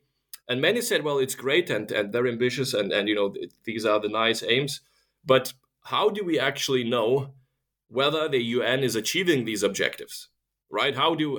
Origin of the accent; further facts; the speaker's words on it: Lithuania; English is a second language; now in Germany; I'm actually originally from Lithuania, where the complicated name comes from, but I've been living for the past 10 years in Germany.